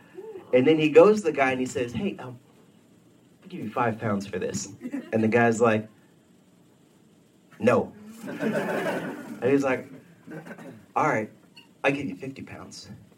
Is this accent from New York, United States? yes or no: no; Texas, United States; I moved up here from Texas. You know, we didn't have any Amish people where I was from, so I'd heard about them.